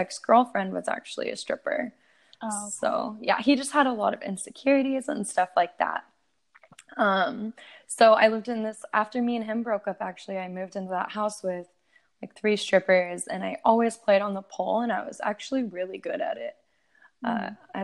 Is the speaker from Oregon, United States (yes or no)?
yes; Oregon, United States; also born or lived in Portland; I grew up in Oregon.